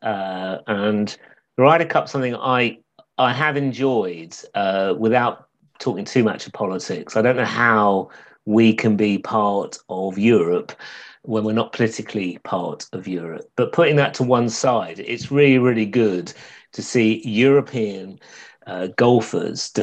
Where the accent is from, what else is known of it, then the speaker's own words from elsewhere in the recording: London, United Kingdom; also born or lived in Essex; growing up in London or the Essex borders in the 70s